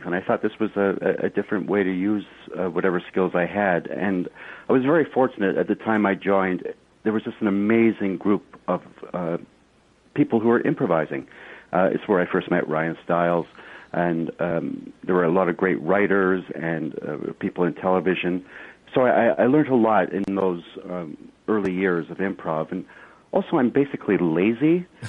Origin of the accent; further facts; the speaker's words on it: Kilmarnock, Scotland, United Kingdom; born there; Yeah, I was born in Kilmarnock, Scotland, quite a few years ago.